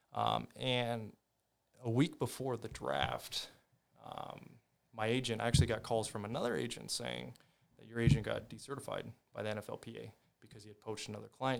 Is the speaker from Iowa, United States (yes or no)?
yes; Ames, Iowa, United States; also born or lived in California; I grew up in California, though, for my first, uh, until I was eight, but my dad was from Iowa. He was from Ames. Um, and then my grandma got Alzheimer's, so we moved to, to Ames.